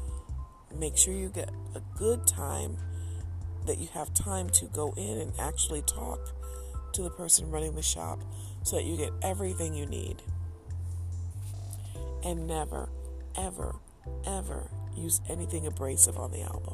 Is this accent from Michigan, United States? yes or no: yes; Detroit, Michigan, United States; growing up in Detroit